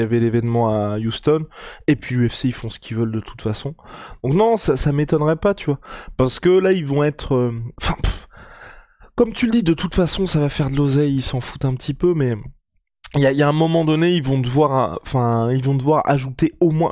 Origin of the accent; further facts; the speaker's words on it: France; on est français